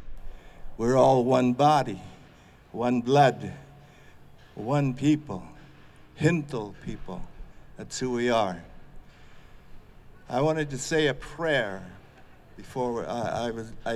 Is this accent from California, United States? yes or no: yes; Khabenapo, California, United States; I'm an elder from the Khabenapo tribe, the Rock People tribe